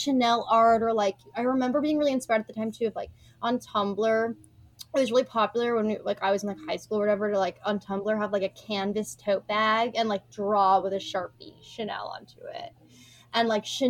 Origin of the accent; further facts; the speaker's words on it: West Coast, United States; now in East Coast, United States; Well, I grew up on the West Coast, but my family is from the East Coast